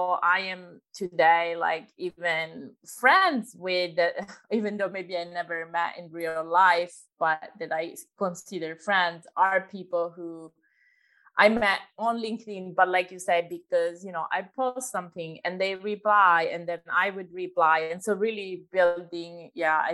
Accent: Italy; moved away; I'm originally from Italy

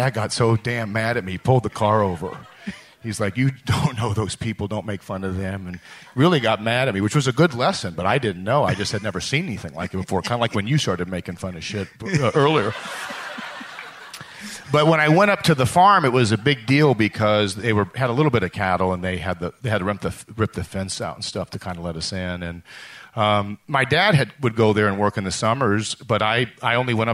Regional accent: Buffalo Grove, Illinois, United States; also born or lived in Lake Forest, Illinois; I grew up outside of Chicago in Buffalo Grove and then Lake Forest, two suburbs of the city

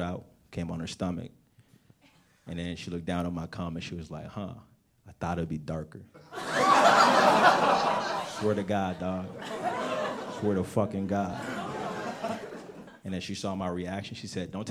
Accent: United States; born or raised there; also born or lived in Nigeria

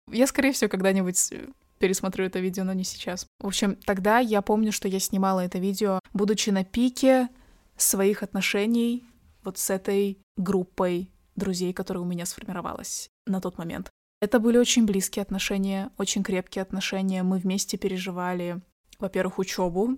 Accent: Kazakhstan; а я казашка

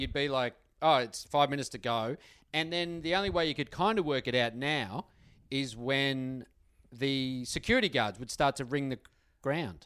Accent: Melbourne, Victoria, Australia; I grew up in Essendon

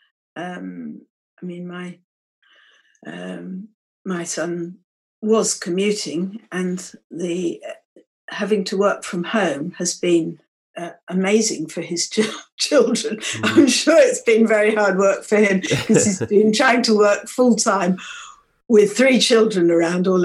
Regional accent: Norfolk, East of England, United Kingdom; I grew up in Norfolk, so the Norfolk Broads featured quite strongly in my childhood

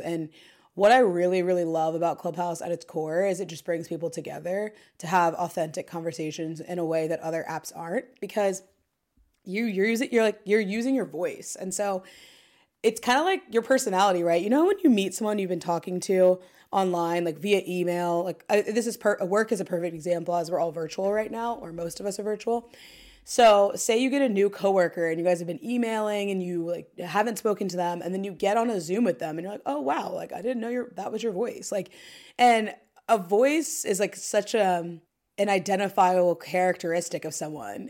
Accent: Dayton, Ohio, United States; moved away as an adult; now in New York City, United States; I'm also from Dayton, Ohio

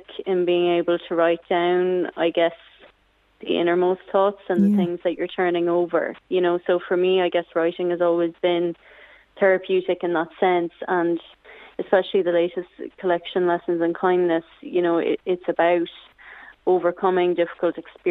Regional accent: Midlands, Ireland; moved away as an adult; also born or lived in Galway; I was born in Galway and I live here now. And I was born here and we lived here until the age of 6 or 7, and then we moved to the Midlands because my father is from there. So I had a great childhood in the Midlands and I really enjoyed growing up there

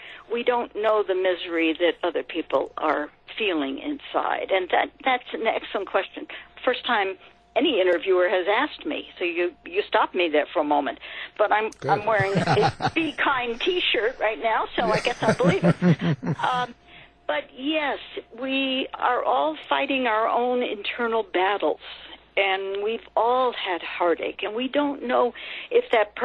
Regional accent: California, United States; I grew up in California

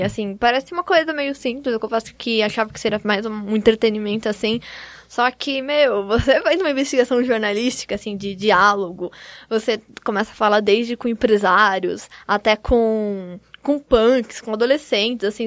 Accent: Campinas, São Paulo, Brazil; eu sou de Campinas

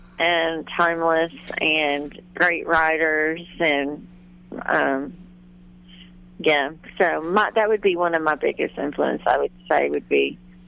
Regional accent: Texas, United States; now in Key West, United States; growing up in Texas

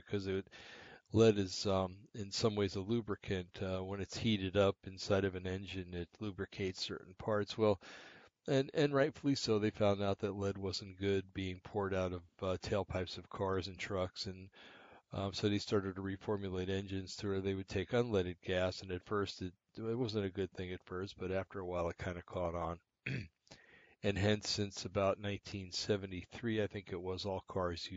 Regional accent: Bergen County, New Jersey, United States; now in Oregon, United States; being a little boy in New Jersey growing up in Bergen County

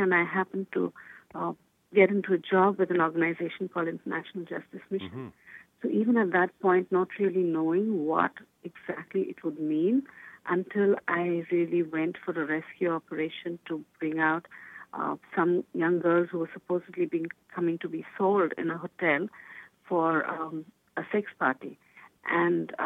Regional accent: Kolkata, West Bengal, India; I am from Calcutta, India. I've lived there all my life. That is home for me.

